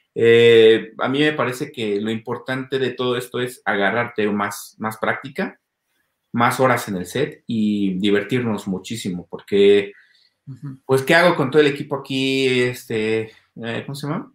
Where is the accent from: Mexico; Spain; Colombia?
Mexico; Mexico City; Soy de la Ciudad de México